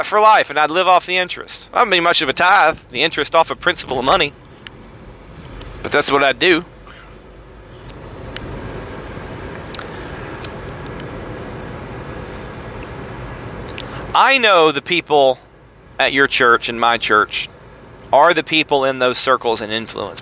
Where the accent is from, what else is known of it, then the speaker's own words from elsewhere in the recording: Tennessee, United States; I'm from Tennessee